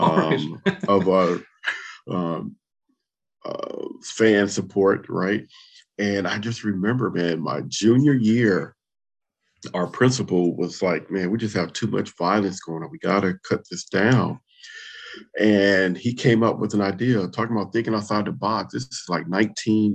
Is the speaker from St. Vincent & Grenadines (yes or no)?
no; Compton, California, United States; born or raised there; moved away